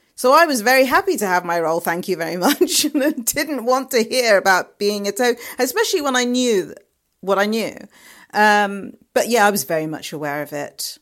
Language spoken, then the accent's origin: English; London, United Kingdom; moved away; also born or lived in Liverpool; I'm from London